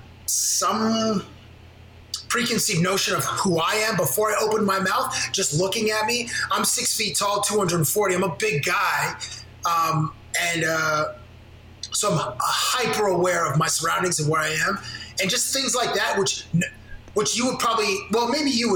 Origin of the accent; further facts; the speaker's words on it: Canada; moved away as an adult; also born or lived in Toronto; now in United States; As a black person from Canada living in the United States